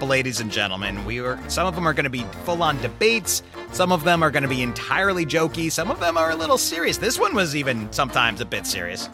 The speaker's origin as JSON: {"language": "English", "area": "Chicago suburbs", "region": "Illinois", "country": "United States", "tie": "born or raised there", "said": "I grew up in the Chicago suburbs"}